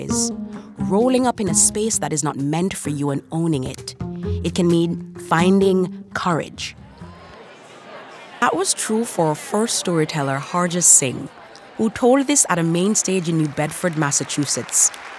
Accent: Jamaica; Growing up in Jamaica

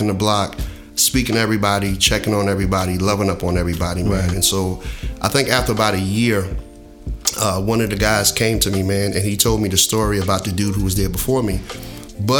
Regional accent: Jersey City, New Jersey, United States; moved away as an adult; also born or lived in North Carolina; I'm born and raised in Jersey City

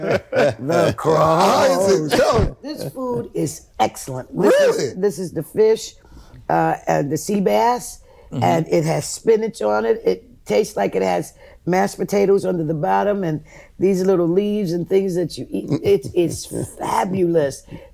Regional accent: South Carolina, United States; I'm from South Carolina.

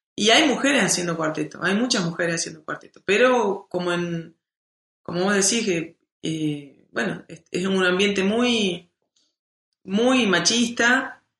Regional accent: Córdoba, Argentina; yo soy música de Córdoba

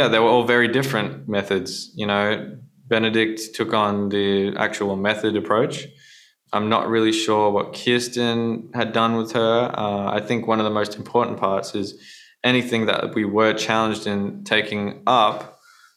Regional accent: Australia; being Australian

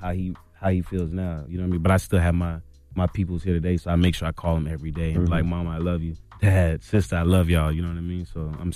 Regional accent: Jacksonville, Florida, United States; also born or lived in Charleston, South Carolina; I was born in Charleston, South Carolina, and then I moved to Jacksonville.

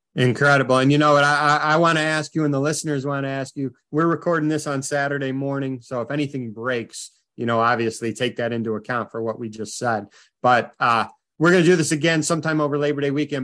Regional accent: Midwest, United States; as a fellow Midwesterner

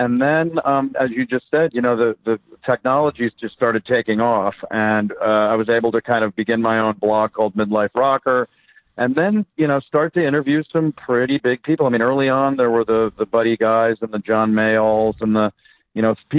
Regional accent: Connecticut, United States; Well, it was in the 70s in Fairfield County, Connecticut, about an hour outside of Manhattan. So we were influenced by New York.

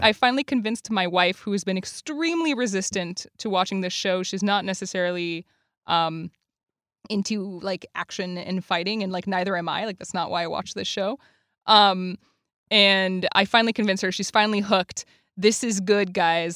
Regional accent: Quebec, Canada; now in United States; I'm from Quebec

